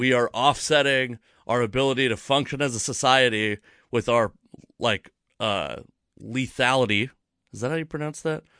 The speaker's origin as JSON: {"language": "English", "town": "Fife", "region": "Washington", "country": "United States", "said": "I'm from Fife, Washington, actually, but it's basically Tacoma"}